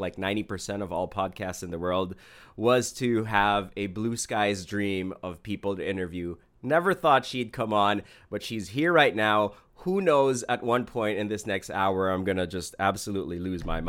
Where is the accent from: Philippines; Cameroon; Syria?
Philippines; I'm from the Philippines